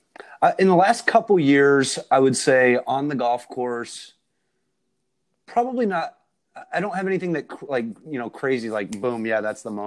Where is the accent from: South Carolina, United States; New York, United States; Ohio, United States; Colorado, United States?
Ohio, United States; also born or lived in Atlanta, Georgia; I grew up partially in Atlanta. And so I played some junior golf there. And then I relocated back to Northeast Ohio, actually finished high school up there and played high school golf.